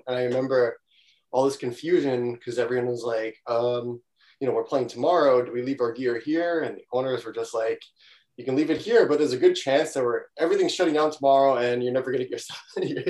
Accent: Valley Stream, New York, United States; I'm from a town called Valley Stream

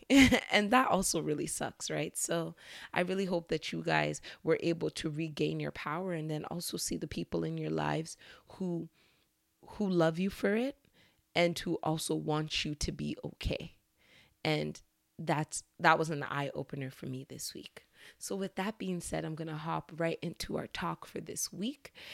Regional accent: Nigeria; As a Nigerian

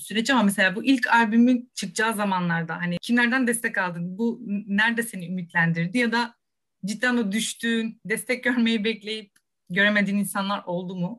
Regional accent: Rize, Rize Province, Turkey; Ben de Rizeliyim

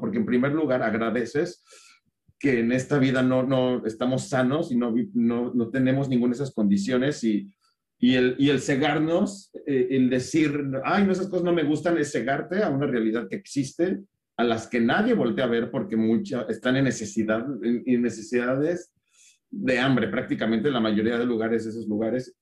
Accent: Naucalpan, State of Mexico, Mexico; Yo viví en satélite de niño toda mi vida

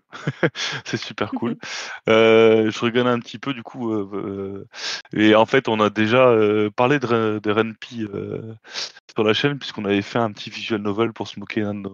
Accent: France; On est français, euh, nous.

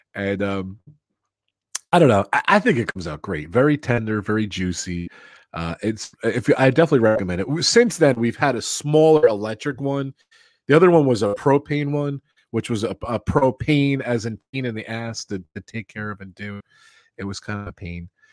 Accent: New Jersey, United States; I grew up in Jersey. I'm a Jersey boy.

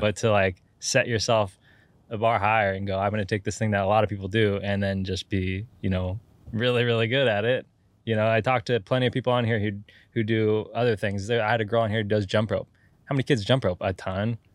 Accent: Santa Cruz Mountains, California, United States; I'm from the Santa Cruz Mountains

